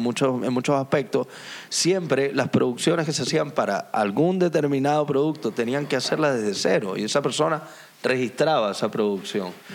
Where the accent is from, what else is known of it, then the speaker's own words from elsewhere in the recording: Venezuela; now in Tenerife, Spain; Soy venezolano